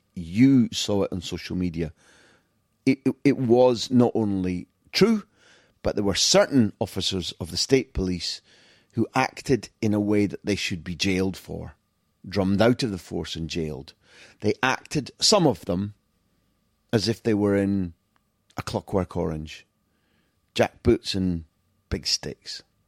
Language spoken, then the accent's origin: English; Scotland, United Kingdom; now in Barcelona, Spain; As a Scot living in Catalonia